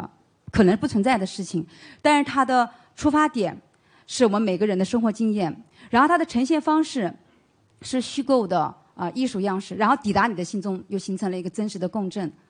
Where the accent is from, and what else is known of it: Jiangsu, China